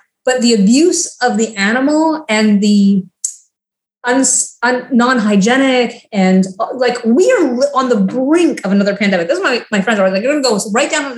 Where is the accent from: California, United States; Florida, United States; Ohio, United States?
Florida, United States; now in Washington, D.C., United States; I'm from Florida